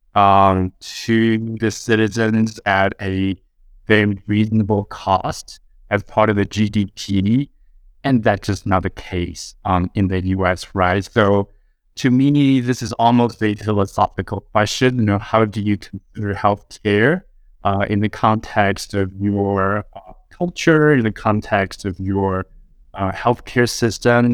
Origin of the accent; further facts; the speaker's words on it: Taiwan; moved away as an adult; now in United States; I was born and raised in Taiwan until I moved to the U S, uh, age twenty-five